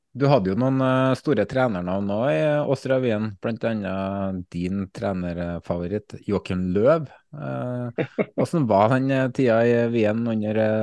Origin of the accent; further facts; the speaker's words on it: Valdersund, Trøndelag, Norway; moved away as an adult; now in Kodal, Norway; Jeg savner jo Bjugn, Det er jo eh, mitt hjemsted Valdersund